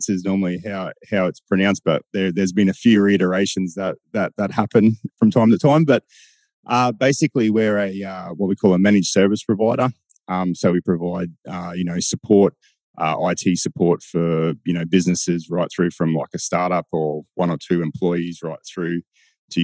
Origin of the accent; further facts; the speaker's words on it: Bowen, Queensland, Australia; I was born and bred in Bowen and went to school there.